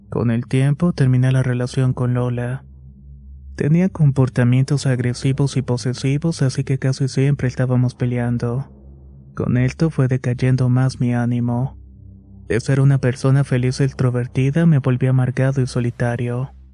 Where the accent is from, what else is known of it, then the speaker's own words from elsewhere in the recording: Mexico City, Mexico; Soy de la Ciudad de México y para entonces estudiaba en una preparatoria cerca de mi casa.